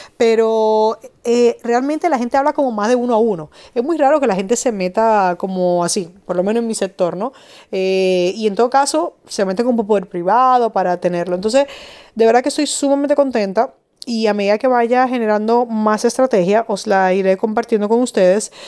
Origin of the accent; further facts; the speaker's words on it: Madrid, Community of Madrid, Spain; now in Dominican Republic; en Madrid, de donde yo soy